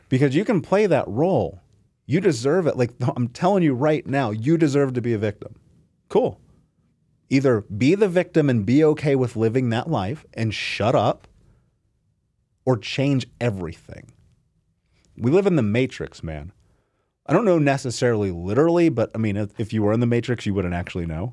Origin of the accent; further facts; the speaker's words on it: Indianapolis, Indiana, United States; I grew up in Indianapolis, in America, in the greatest fucking country in the world